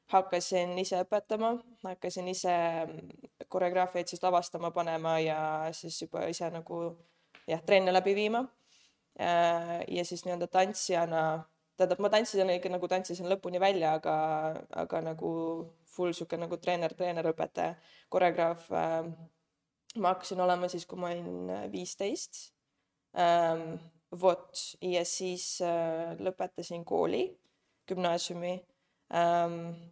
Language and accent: Estonian; Saare County, Estonia; now in Tallinn, Estonia; tulen Saaremaalt, nüüd elan juba, nüüd läheb teine aasta Tallinnas